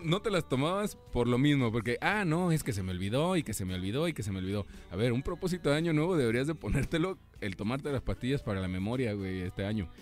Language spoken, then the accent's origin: Spanish; Mexico; cómo somos buenos los mexicanos